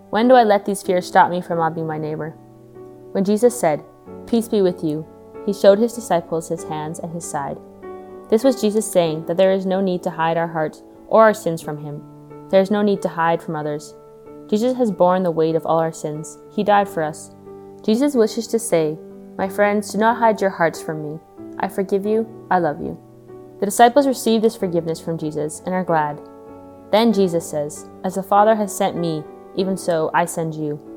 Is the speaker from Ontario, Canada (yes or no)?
no; Spirit River, Alberta, Canada; I'm from Spirit River, Alberta, and I'm a second year student here at St. Therese Institute.